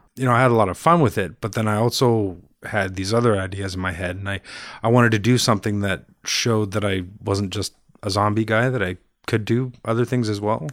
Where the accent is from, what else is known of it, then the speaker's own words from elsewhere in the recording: Brampton, Ontario, Canada; also born or lived in Montreal / Toronto; now in Pickering, Canada; Started in Montreal and then moved to Brampton